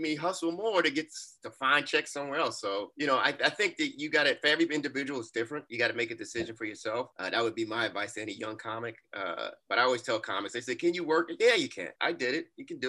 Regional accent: New York City, New York, United States; I'm from Brooklyn

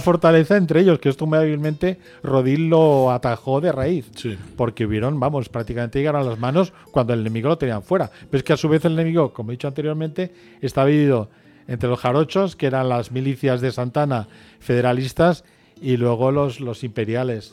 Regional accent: Catalonia, Spain; yo soy catalán

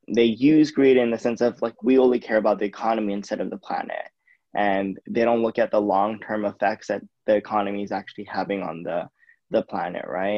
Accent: United States; I'm Indian, Asian American

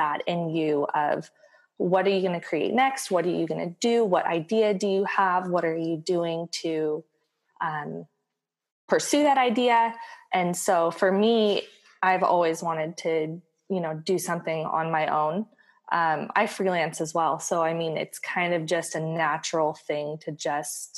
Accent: San Diego, California, United States; moved away as an adult; also born or lived in Connecticut; I was born and raised in San Diego, so this was kind of like moving back home. We moved from Connecticut

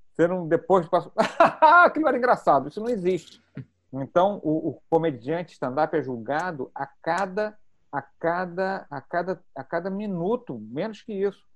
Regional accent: Brazil; accent: Brazilian; o nosso sotaque

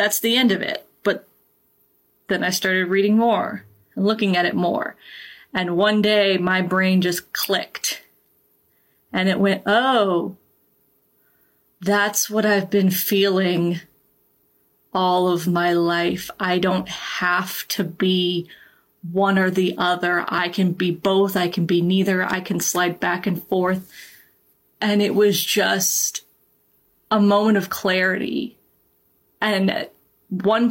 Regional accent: Georgia, United States; I grew up in the Deep South. I am originally from Georgia

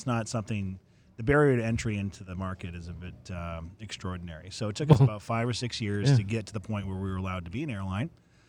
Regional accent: Central Maine, United States; moved away as an adult; also born or lived in Portland, Maine; now in Melbourne, Florida, United States; I'm born and bred in Maine, and I'm a Mainer.

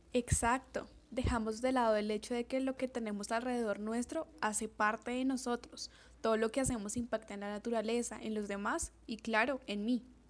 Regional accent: Colombia; nuestro maravilloso país

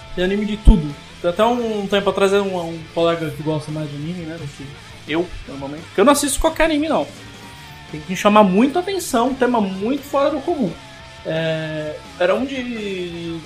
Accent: Brazil; sou brasileiro

